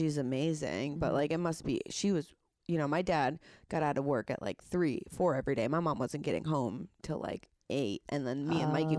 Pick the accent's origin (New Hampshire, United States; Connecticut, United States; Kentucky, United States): Connecticut, United States; Hartford; I'm from Hartford, Connecticut. My mom raised us in Farmington. My dad raised us from Plainville.